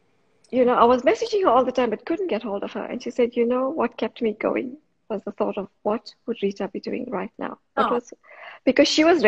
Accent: South Africa; moved away as an adult; now in Australia; I'm from South Africa originally. I was born in South Africa.

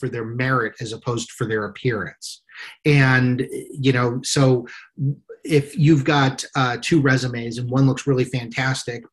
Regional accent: United States; as an American society

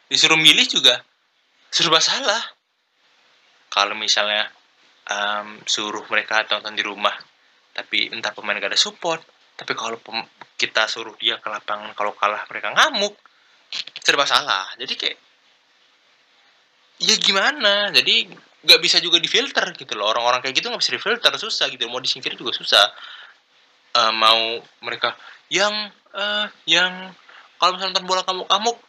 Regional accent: Palembang, South Sumatra, Indonesia; born there; karena gue lahir di Palembang jadi kayak ya klub sepak bola pertama yang gue kenal tuh Sujaya FC gitu loh

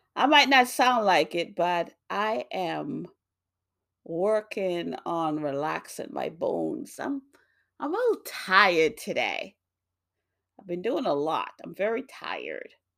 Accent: New York, United States; also born or lived in Jamaica; now in Massachusetts, United States; I grew up in New York

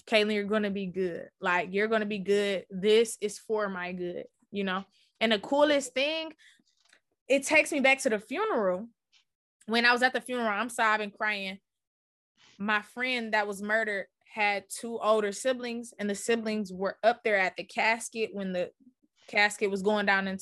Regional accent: Detroit, Michigan, United States; my hometown, Detroit, Michigan

